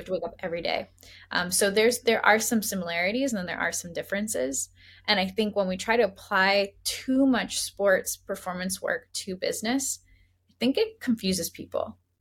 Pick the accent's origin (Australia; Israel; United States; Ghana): United States; Boston, Massachusetts; now in San Francisco, United States; I grew up in Boston, so come from a sports family